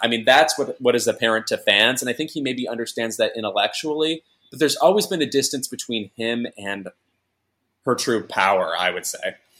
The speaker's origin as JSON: {"language": "English", "area": "a suburb of Chicago", "region": "Illinois", "country": "United States", "said": "I'm from a suburb of Chicago"}